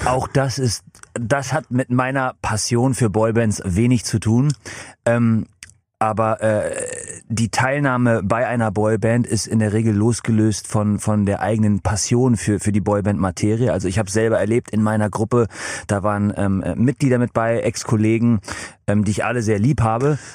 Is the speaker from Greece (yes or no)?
no; England, United Kingdom; now in Germany; in meiner Heimat in England